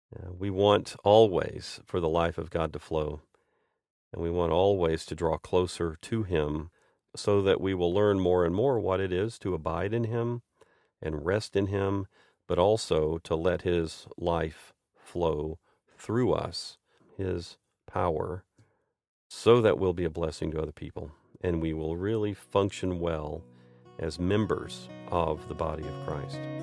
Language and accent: English; United States; moved away as an adult; also born or lived in Saint Petersburg, Russia; I grew up in this church. I'm an American